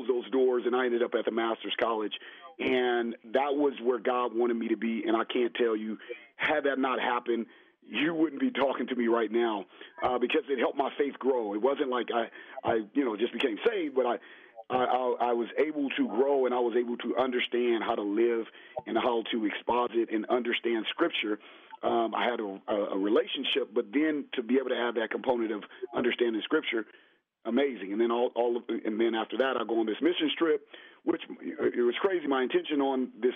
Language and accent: English; Los Angeles, California, United States; I was raised in South Central LA.